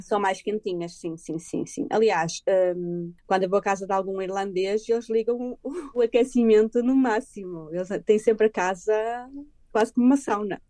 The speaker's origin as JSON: {"language": "Portuguese", "country": "Portugal", "moved": "as an adult", "lives_now": "Ireland", "said": "eu sou portuguesa"}